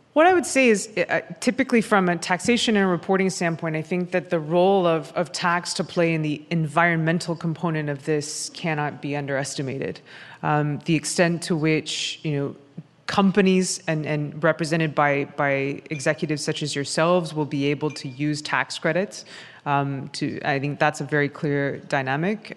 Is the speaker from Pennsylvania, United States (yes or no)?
no; New York City, New York, United States; I speak as a New Yorker